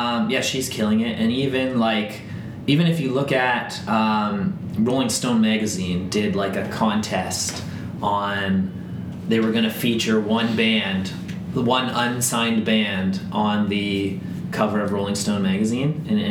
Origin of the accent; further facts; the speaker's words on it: Northern Ireland, United Kingdom; And I'm Irish, but Northern Ireland never makes the World Cup